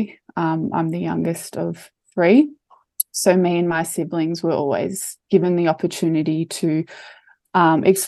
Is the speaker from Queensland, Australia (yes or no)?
no; Melbourne, Victoria, Australia; I'm from Melbourne